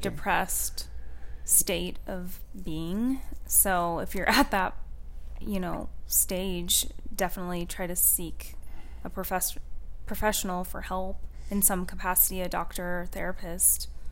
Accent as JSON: {"language": "English", "region": "Washington", "country": "United States", "moved": "yes", "said": "I'm from Washington"}